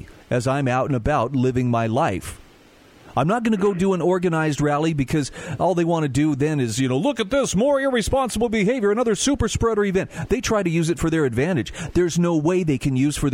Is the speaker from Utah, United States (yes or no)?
yes; Utah, United States; my home state of Utah